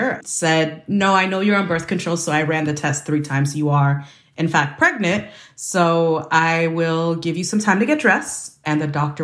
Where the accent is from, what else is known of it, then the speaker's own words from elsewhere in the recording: Bay Area, California, United States; I grew up in the Bay Area. I migrated with my family to the United States when I was 5